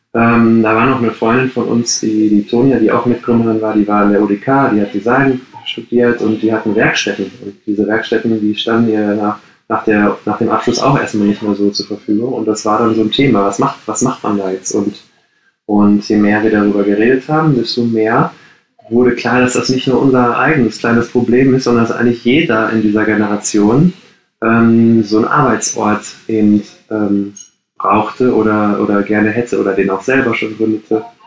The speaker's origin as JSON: {"language": "German", "town": "Gladbeck", "region": "North Rhine-Westphalia", "country": "Germany", "tie": "born or raised there", "moved": "as an adult", "lives_now": "Berlin, Germany", "said": "ich bin gebürtiger Ruhrpottler, wie man das sagt. Ich komme aus Gladbeck"}